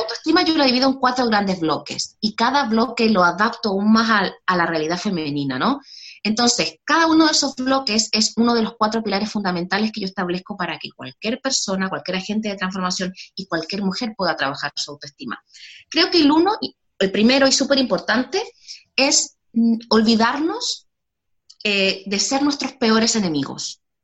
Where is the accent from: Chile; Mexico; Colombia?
Chile; moved away as an adult; now in Spain; Soy chilena, nací en Chile, pero hace ya casi 10 años que vivo en España